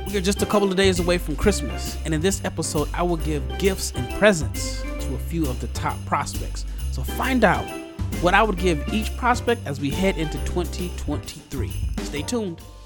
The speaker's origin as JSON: {"language": "English", "region": "Nebraska", "country": "United States", "moved": "yes", "lives_now": "Dallas, United States", "said": "I'm from Nebraska. I moved to Texas to avoid the winters."}